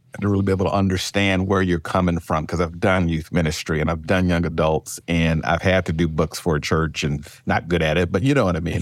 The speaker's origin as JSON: {"language": "English", "region": "Mississippi", "country": "United States", "tie": "born or raised there", "also_born_or_lived": "Oakland, California / Memphis, Tennessee", "moved": "as an adult", "lives_now": "Indian Wells, United States", "said": "I'm born and raised in Mississippi"}